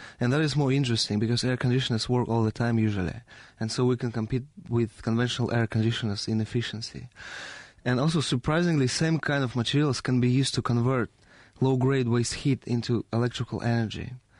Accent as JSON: {"language": "English", "country": "Russia", "said": "Yes, I'm from Russia."}